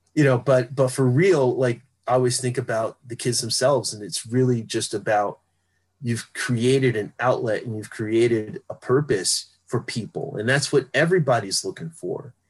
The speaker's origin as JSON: {"language": "English", "town": "Philadelphia", "region": "Pennsylvania", "country": "United States", "tie": "born or raised there", "said": "I grew up in West Philly and I would go to North Philly sometimes because my father was from there"}